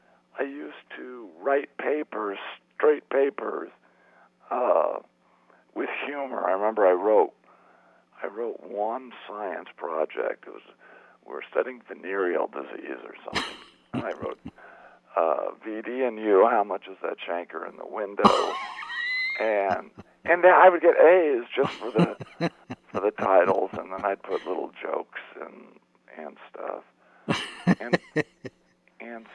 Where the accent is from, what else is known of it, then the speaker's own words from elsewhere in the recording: Phoenix, Arizona, United States; moved away as an adult; I come from Phoenix, Arizona, and when I grew up, it was like a 10-horse town